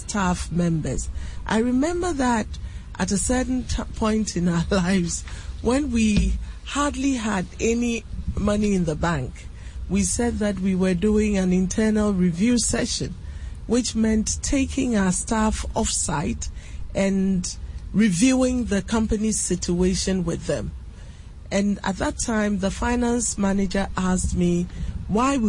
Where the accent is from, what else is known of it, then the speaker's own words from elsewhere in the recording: Cape Coast, Central Region, Ghana; Commander, my hometown